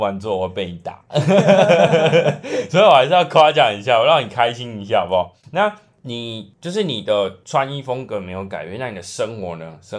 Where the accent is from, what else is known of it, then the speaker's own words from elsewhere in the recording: Pingtung County, Taiwan; 那其实就跟我们屏东一样，屏东市区虽然算是不小